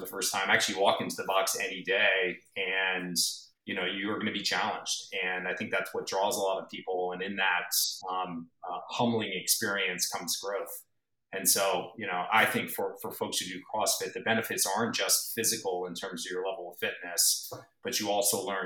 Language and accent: English; East Coast, United States; moved away as an adult; also born or lived in San Diego / Bay Area; now in Woodside, United States; I grew up on the East Coast